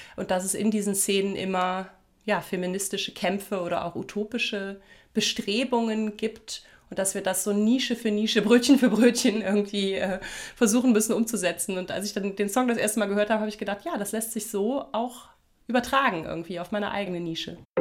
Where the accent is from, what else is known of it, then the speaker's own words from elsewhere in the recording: Germany; moved away; dass ich so ein Kind der Voreifel bin, also so inmitten von verwunschenen Wäldern und alten Steinbrüchen groß geworden bin.